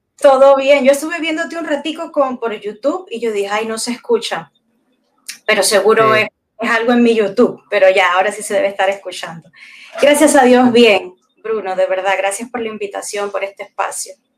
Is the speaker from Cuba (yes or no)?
yes; Cuba; moved away as an adult; now in Peru; Yo en realidad me enamoro en Cuba, me enamoro en Cuba de un peruano, me caso allá